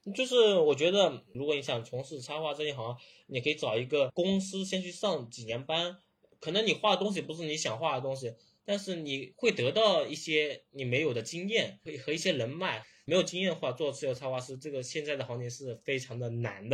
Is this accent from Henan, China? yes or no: no; Zhejiang, China; 我是浙江嘛，我是没有像杭州、上海那边那么多展会的